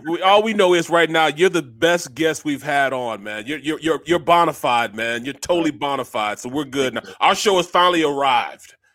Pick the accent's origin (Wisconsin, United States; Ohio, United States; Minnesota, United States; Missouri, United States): Missouri, United States; St. Louis; I'm from St. Louis